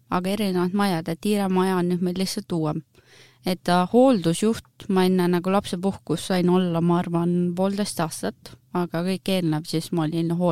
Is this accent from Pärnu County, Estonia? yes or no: no; Paide, Järva County, Estonia; moved away as an adult; now in Rapla, Estonia; mina olen siis … sündinud ja kasvanud olen tegelikult Paides, aga viimased kümme aastat on siis, äh, on siis mu elu olnud nagu Raplas, töötan siin ja pere on siin